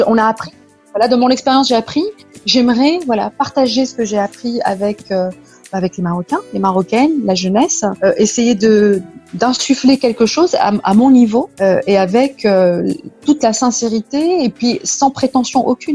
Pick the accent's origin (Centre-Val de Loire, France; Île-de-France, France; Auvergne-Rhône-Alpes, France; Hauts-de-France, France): Auvergne-Rhône-Alpes, France; Saint-Étienne; also born or lived in Lyon; je suis née en France, dans la région stéphanoise, donc une petite ville à côté de Lyon. Et mes parents sont d'origine marocaine, de la région de Meknès. Voilà. J'ai grandi euh, donc à Saint-Étienne